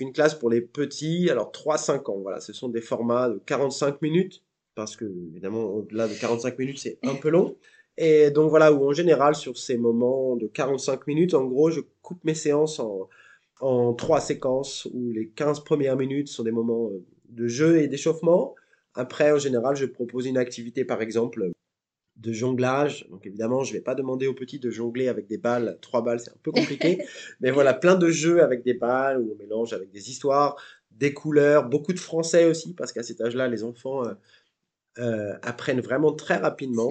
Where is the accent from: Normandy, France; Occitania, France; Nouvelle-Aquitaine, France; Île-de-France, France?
Normandy, France; Seine-Maritime, a small village in; moved away as an adult; now in Melbourne, Australia; je viens d'un petit village reculé de Normandie. voilà, donc pas très loin de Rouen, à deux heures de Paris, donc en Seine-Maritime